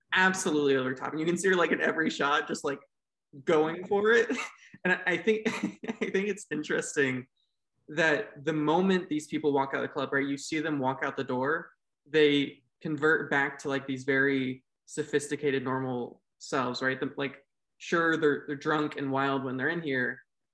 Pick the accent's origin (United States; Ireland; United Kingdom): United States; I'm an American